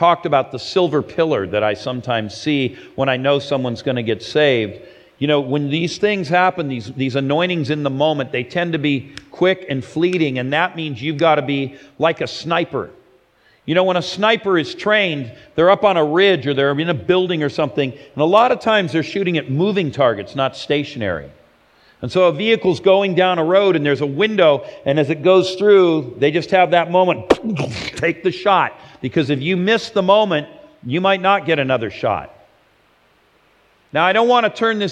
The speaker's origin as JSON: {"language": "English", "town": "Los Angeles", "region": "California", "country": "United States", "tie": "born or raised there", "said": "my hometown of Los Angeles"}